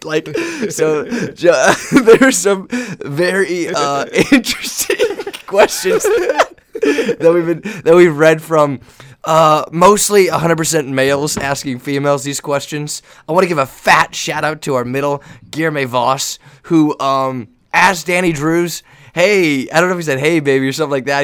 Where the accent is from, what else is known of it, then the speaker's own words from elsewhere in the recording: Northern California, United States; I'm from Northern California, Joe and I are from Northern California